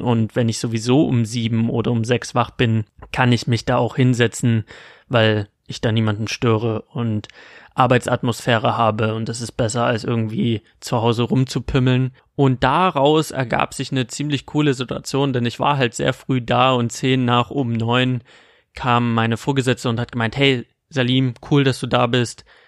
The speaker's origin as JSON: {"language": "German", "region": "Saxony", "country": "Germany", "accent": "Saxon", "said": "Mit meinem sächsischen Akzent"}